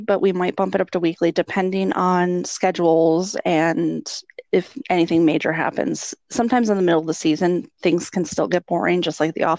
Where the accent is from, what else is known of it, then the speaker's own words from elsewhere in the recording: Western New York, United States; also born or lived in Florida; now in Minnesota, United States; So I'm originally from Western New York, and then I moved down to Florida and then moved up to Minnesota.